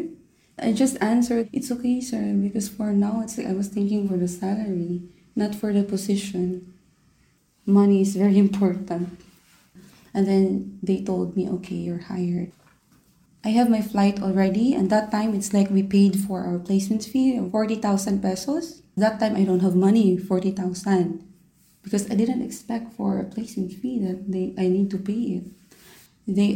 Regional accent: Philippines; moved away as an adult; now in Doha, Qatar; I'm 29 years old and I'm from the Philippines

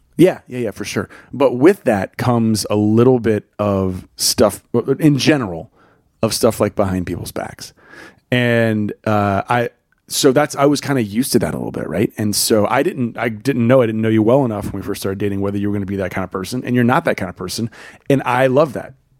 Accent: the South, United States; I grew up in the South.

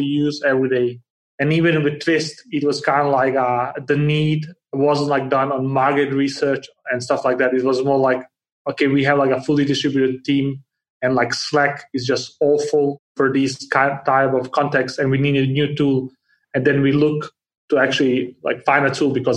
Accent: Denmark; moved away; also born or lived in Bosnia; I was born in Bosnia and grew up in Denmark, and I have lived around the world since.

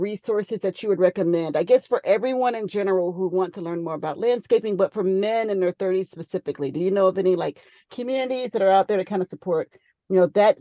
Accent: North Florida, United States; moved away; I grew up in North Florida

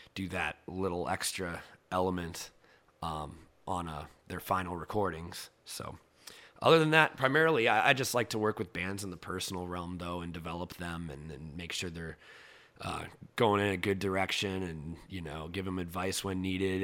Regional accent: Cedar Rapids, Iowa, United States; moved away; growing up in Iowa

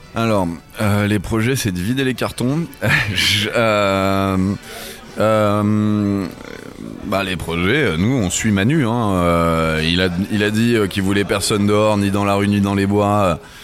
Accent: France; On est on est français

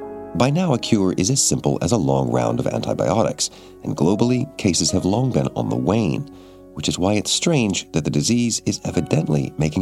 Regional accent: Florida, United States; moved away; In Florida, in my home state

